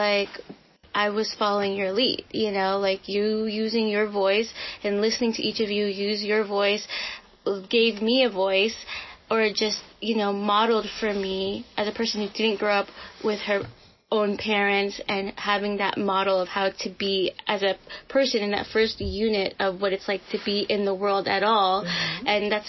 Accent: Philippines; To me, like, the best quality of being Filipino is our resiliency.

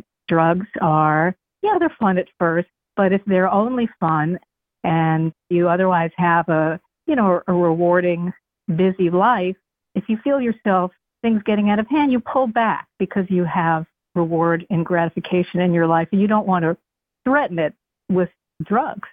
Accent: New York City, New York, United States; moved away as an adult; also born or lived in Ashland, Kentucky; I'm from Queens

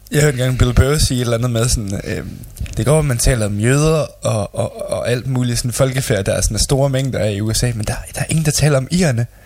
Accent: Denmark

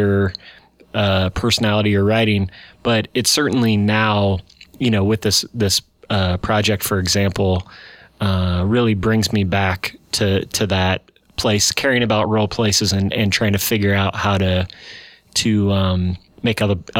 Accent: Red Cloud, Nebraska, United States; I'm from Red Cloud, outside of Red Cloud, Nebraska, population 1,000, son of a farmer

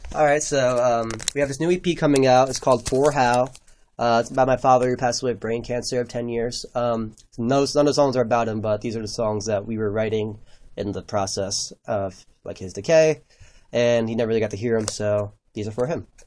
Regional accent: New Brunswick, New Jersey, United States; we're both from New Brunswick.

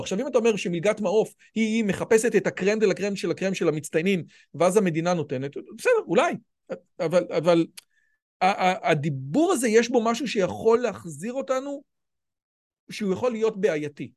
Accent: Israel; אני יליד הארץ, אבא שלי יליד הארץ

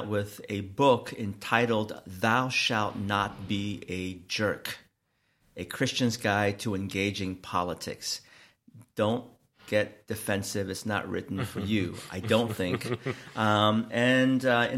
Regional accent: Seattle, Washington, United States; I am from Seattle, Washington in the United States

